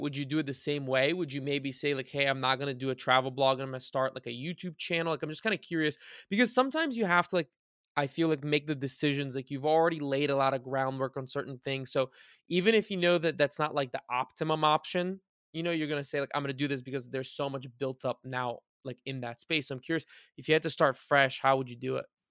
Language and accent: English; Bulgaria; moved away; I was born in Bulgaria, I spent a lot of time in Bulgaria.